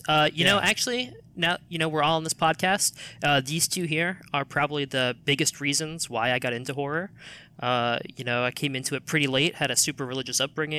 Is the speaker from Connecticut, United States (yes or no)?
no; Virginia, United States; moved away; also born or lived in Boston; I'm from Virginia.